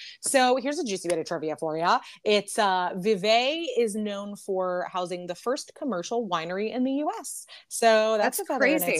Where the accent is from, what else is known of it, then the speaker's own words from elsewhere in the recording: New York, United States; now in Cincinnati, United States; I'm a New Yorker